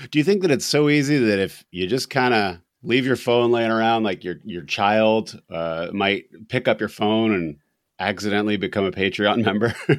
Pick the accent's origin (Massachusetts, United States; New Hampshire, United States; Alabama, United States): New Hampshire, United States; we are from New Hampshire